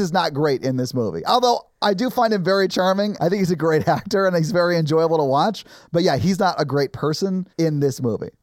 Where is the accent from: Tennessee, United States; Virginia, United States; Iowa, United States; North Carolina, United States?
Tennessee, United States; Nashville; I grew up white in Nashville